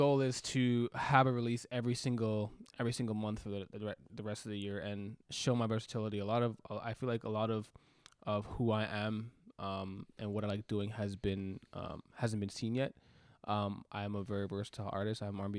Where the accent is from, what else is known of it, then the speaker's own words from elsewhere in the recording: Jamaica; So that's me being Jamaican.